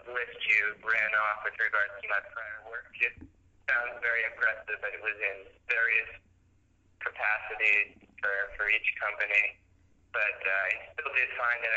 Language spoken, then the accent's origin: English; Long Branch, New Jersey, United States; now in New York, United States; I'm from New Jersey like him, and actually I'm from the same town he was born